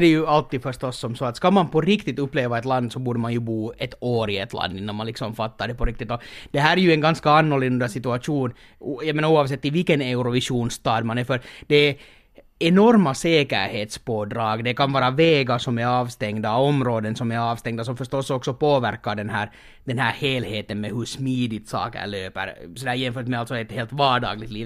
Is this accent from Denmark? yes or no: no; Finland; moved away as an adult; now in Portugal; jag är från Finland